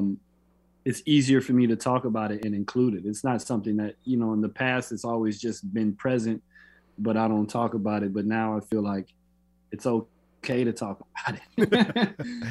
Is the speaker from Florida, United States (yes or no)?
yes; Florida, United States; When I grew up in Florida